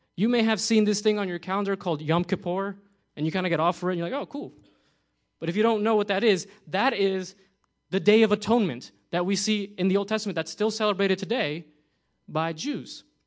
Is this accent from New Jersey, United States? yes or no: yes; New Jersey, United States; moved away; I'm from New Jersey. We love pizza over there